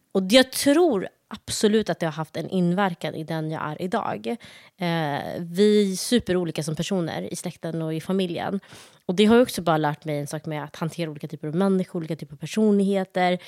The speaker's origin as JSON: {"language": "Swedish", "town": "Malmö", "region": "Skåne", "country": "Sweden", "tie": "born or raised there", "also_born_or_lived": "Somalia", "moved": "as an adult", "lives_now": "Stockholm, Sweden", "said": "uppväxt i Malmö, gått i skola där, gymnasiet där"}